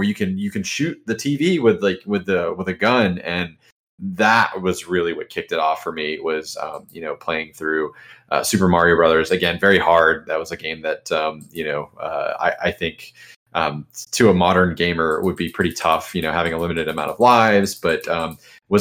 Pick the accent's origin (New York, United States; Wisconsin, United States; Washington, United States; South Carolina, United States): South Carolina, United States; Charleston; now in Jacksonville, United States; from South Carolina, where I grew up in Charleston